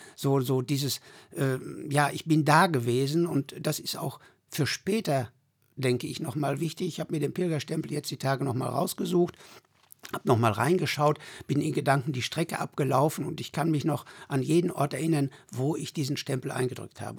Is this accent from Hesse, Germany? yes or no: no; Sögtrop, North Rhine-Westphalia, Germany; Ich bin 1953 in Söchtrop geboren, wohne auch Zeit meines Lebens